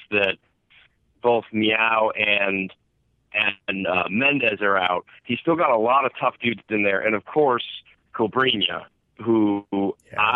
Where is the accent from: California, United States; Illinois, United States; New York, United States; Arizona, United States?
Illinois, United States; Chicago; I'm from Chicago. Most people from Chicago don't eat deep dish.